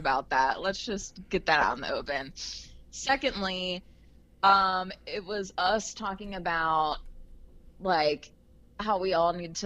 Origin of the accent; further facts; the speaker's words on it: Harrison, United States; growing up in Harrison